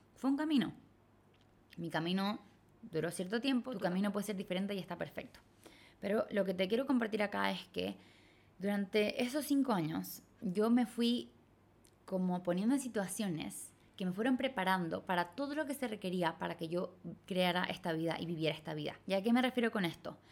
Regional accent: Chile; moved away as an adult; crecí y viví toda mi vida en Latinoamérica, en Chile

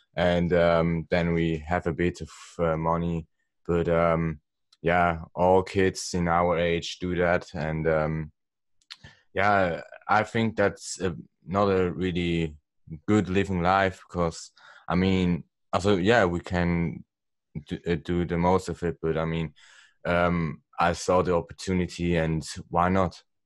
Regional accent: Switzerland; I'm also from Switzerland

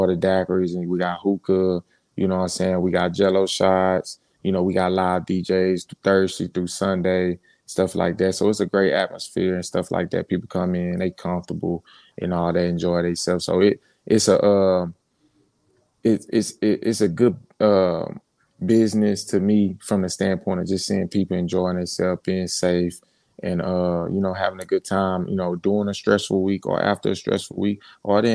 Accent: Port Arthur, Texas, United States; growing up in Port Arthur

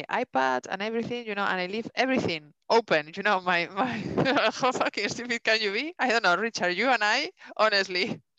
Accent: Denmark; English is a second language; Yeah, but I come from Denmark and these things doesn't, you know

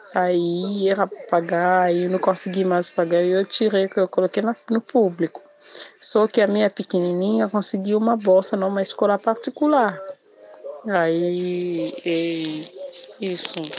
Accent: Kinshasa, DR Congo; Portuguese is a second language; moved away as an adult; now in Brazil; eu sou da capital de Kinshasa. É, sempre morei na capital

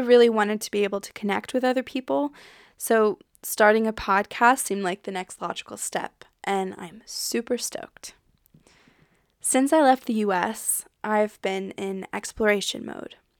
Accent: United States; accent: American; moved away as an adult; also born or lived in French Alps, France; now in France; I'm an American, if you can tell by my accent, but I live in France with my partner, Flo. I left the U S a little over three years ago

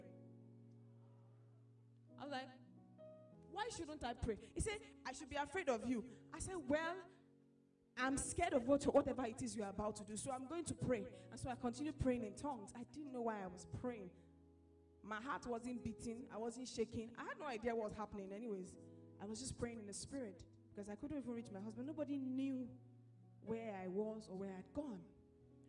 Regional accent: Lagos, Nigeria; I was born in Lagos

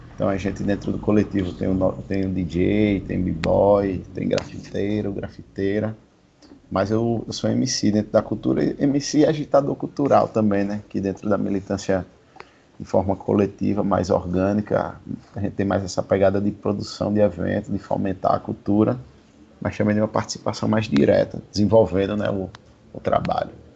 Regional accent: Maceió, Alagoas, Brazil; sou do Village

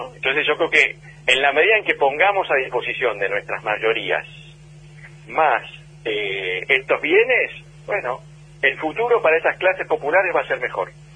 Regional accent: Argentina; los argentinos

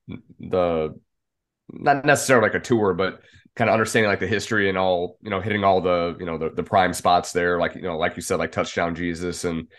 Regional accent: Detroit, Michigan, United States; the Notre Dame fans that I grew up around in the Detroit area.

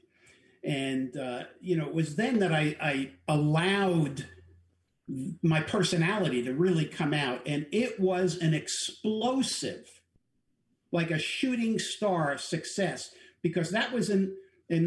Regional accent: New York City, New York, United States; now in San Diego, United States; I'm a New Yorker

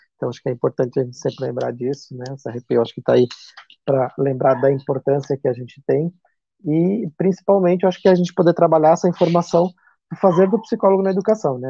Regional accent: Chapecó, Santa Catarina, Brazil; aqui na minha região, sou de Chapecó

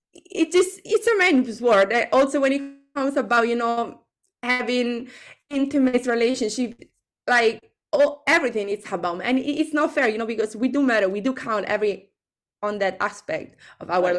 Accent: Italy; English is a second language; now in London, United Kingdom; I'm from Italy

